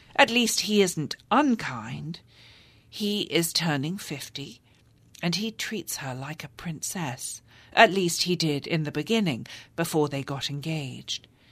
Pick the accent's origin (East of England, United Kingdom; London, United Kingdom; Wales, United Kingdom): London, United Kingdom; moved away as an adult; now in United States; English women like me who grew up in London